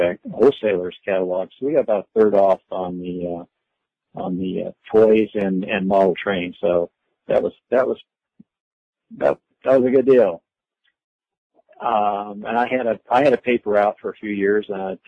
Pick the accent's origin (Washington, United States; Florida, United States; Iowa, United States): Iowa, United States; moved away as an adult; also born or lived in Arkansas / Southern California; I grew up in Iowa in the late 40s, stayed in Iowa through the late 60s